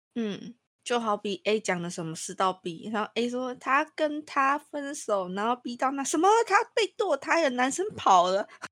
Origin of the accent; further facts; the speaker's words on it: Taiwan; 我们台湾的比较低调